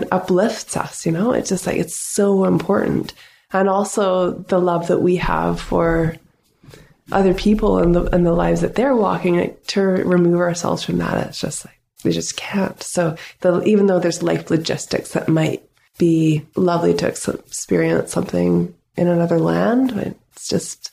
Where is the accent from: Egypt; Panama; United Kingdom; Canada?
Canada; North Vancouver, British Columbia; moved away as an adult; now in Pender Island, Canada; I grew up in the city. I grew up in North Vancouver.